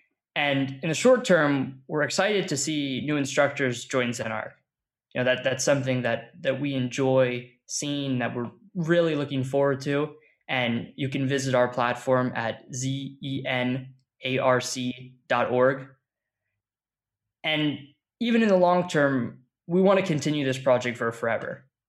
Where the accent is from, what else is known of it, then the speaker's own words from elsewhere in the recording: Caracas, Capital District, Venezuela; born there; I was born in Caracas, Venezuela.